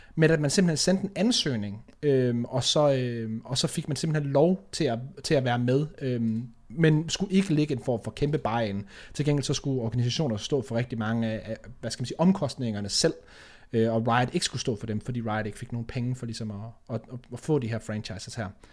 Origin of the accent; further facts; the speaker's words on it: Denmark; vi som danskere